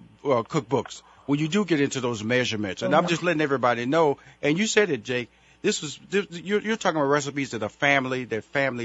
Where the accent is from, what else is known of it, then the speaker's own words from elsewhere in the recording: Houston, Texas, United States; I'm from Houston, Texas, so I'm all from that little area.